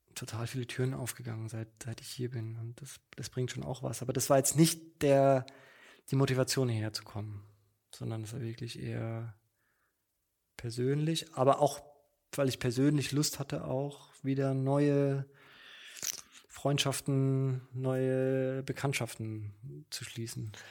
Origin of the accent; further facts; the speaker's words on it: Mannheim, Baden-Württemberg, Germany; moved away as an adult; now in Berlin, Germany; ich bin in Mannheim geboren, zur Schule, Studium